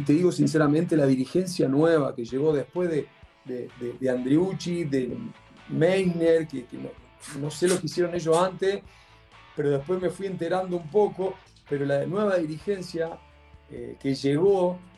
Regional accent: Argentina; now in Chile; como típico argentino

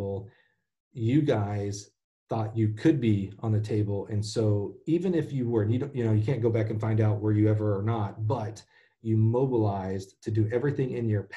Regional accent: Alabama, United States; moved away; I'm the one from Alabama

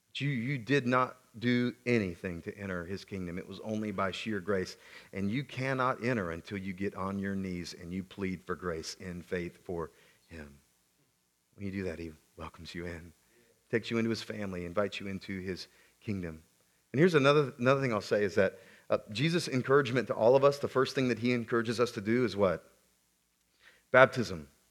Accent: South Carolina, United States; I grew up in the Deep South, South Carolina

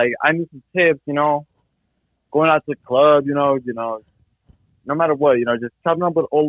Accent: Santa Barbara, California, United States; I'm from Santa Barbara, California.

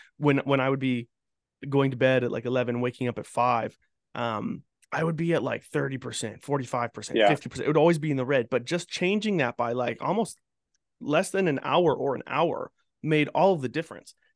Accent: Fort McMurray, Alberta, Canada; I grew up in Fort McMurray

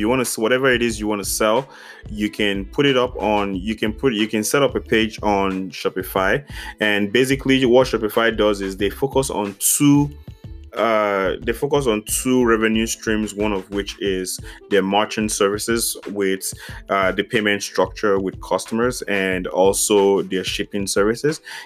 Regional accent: Nigeria; As a Nigerian

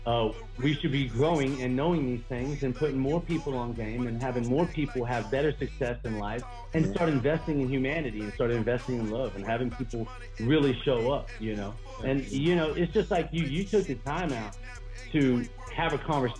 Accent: California, United States; I grew up in California, so we didn't have racism as much.

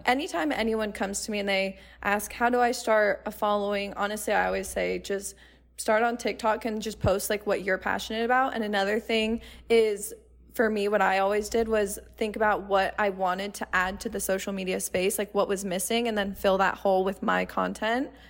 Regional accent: Arizona, United States; I grew up in Arizona, so I've never moved out of Arizona before

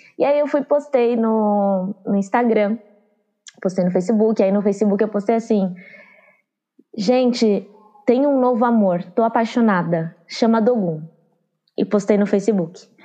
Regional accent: São Paulo, Brazil; also born or lived in Juazeiro, Bahia / Curaçá, Bahia / Santo André; depois a gente foi para a Zona Sul de São Paulo e eu passei a maior parte da minha infância

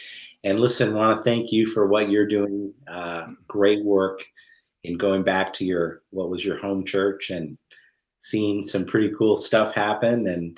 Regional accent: Grand Manan, New Brunswick, Canada; I would say I was from Seal Cove, Grand Manan, and yeah. People who knew Grand Manan would look at me and go, "No, you're not. I don't even know who you are."

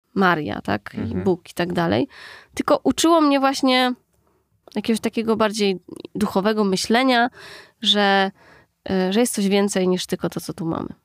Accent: Warsaw, Masovian Voivodeship, Poland; also born or lived in Austria; w podstawówce u nas w Aninie

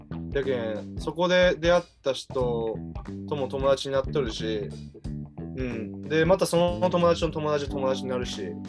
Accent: Japan; moved away as an adult; now in Canada; I'm from Japan

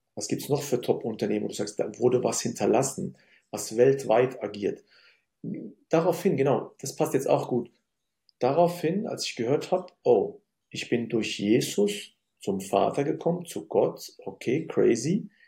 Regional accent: Germany; also born or lived in Syria; ich komme aus Syrien, eine, ich bin Migrationskind und ähm, bin in Deutschland aufgewachsen

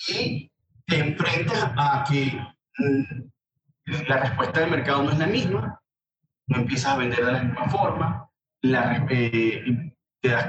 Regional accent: Barquisimeto, Lara, Venezuela; moved away as an adult; now in United States; Vengo de, de Venezuela, de Barquisimeto específicamente

